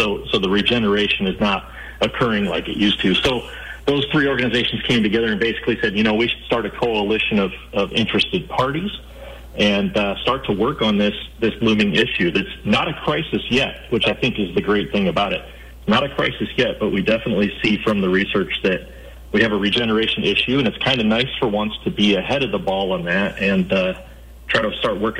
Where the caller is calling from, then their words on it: Grand Rapids, Michigan, United States; also born or lived in California; I'm calling in from Grand Rapids, Michigan tonight.